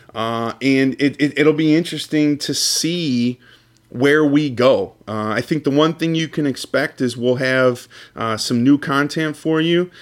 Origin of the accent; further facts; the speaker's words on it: Cleveland, Ohio, United States; Me and Luke are both from, both from the Cleveland area